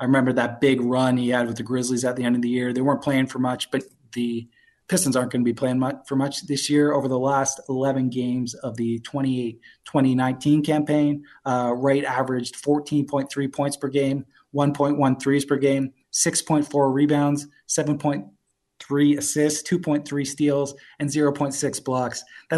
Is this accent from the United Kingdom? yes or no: no; Toronto, Ontario, Canada; moved away; also born or lived in New York; I'm originally from Toronto. I lived in New York, just moved back to Toronto from because of COVID.